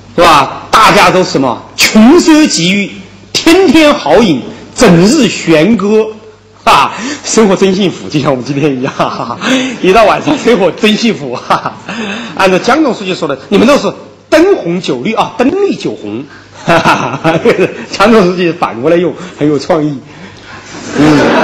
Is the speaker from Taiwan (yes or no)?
no; China; 我们中国人接受了现代的法国理念